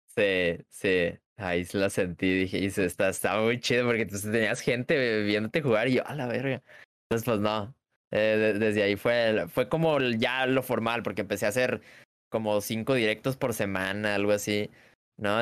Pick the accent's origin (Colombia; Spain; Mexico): Mexico; Guadalajara, Jalisco; soy de México, eh, Guadalajara, Guadalajara, Jalisco, México